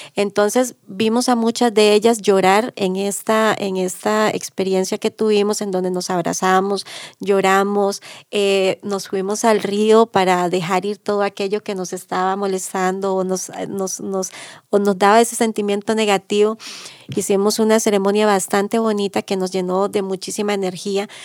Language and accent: Spanish; Maleku indigenous territory, Alajuela, Costa Rica; soy del territorio indígena de los Malecos